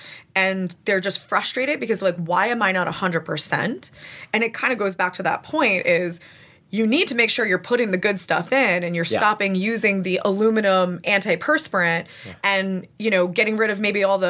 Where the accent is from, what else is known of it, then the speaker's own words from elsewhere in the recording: New Jersey, United States; also born or lived in California; my Jersey attitude